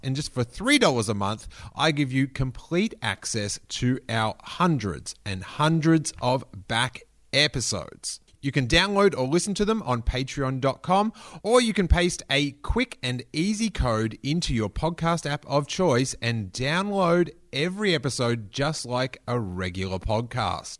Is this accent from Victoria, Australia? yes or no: yes; Rosebud, Victoria, Australia; I grew up down in Rosebud